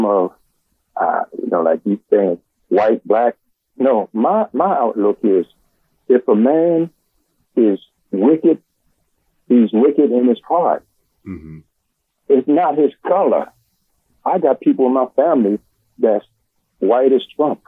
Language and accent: English; Philadelphia, Pennsylvania, United States; I was born in South Philly, and I went to murder school and on 5th and 6th Ward and all